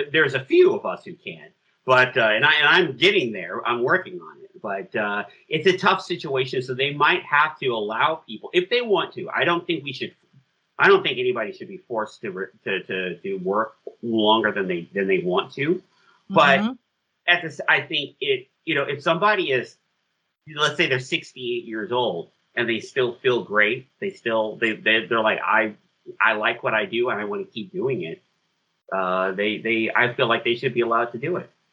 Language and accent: English; United States; I'm saying that as an American